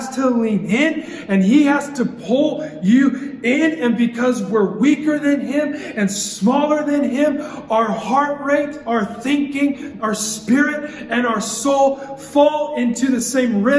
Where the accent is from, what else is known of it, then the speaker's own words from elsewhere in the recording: Nampa, Idaho, United States; moved away; I am from Idaho, and everyone thinks that's like country